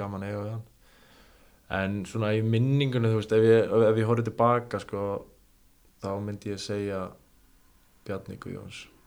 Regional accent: Ólafsvík, Western Region, Iceland; ég er frá Ólasík

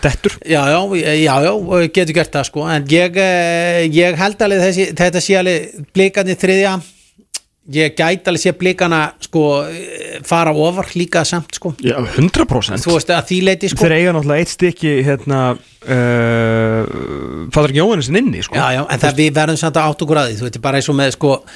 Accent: Garðabær, Capital Region, Iceland; ég er alltaf garbaðingu

